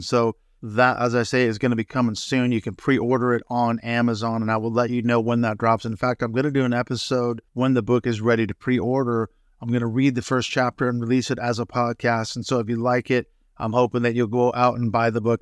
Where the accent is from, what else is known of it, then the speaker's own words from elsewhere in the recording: Seattle, Washington, United States; I grew up in the Seattle area